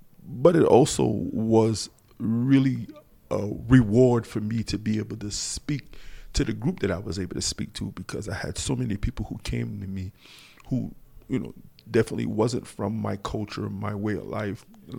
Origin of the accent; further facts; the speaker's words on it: North Charleston, South Carolina, United States; North Charleston, South Carolina. Acabee is the subdivision.